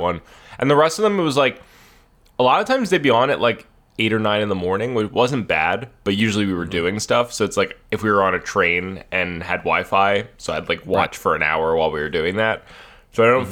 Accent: United States; us have ever gotten uh, as American tourists who don't speak the language fluently.

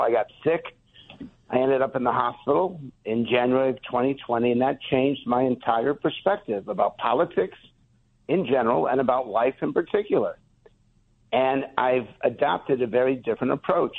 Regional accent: West Hartford, Connecticut, United States; I was born in West Hartford, Connecticut, 61 years ago

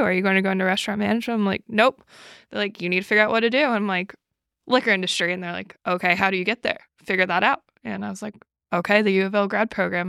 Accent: New York City, New York, United States; moved away as an adult; also born or lived in Buffalo, New York; I grew up in New York City, and I lived in Buffalo

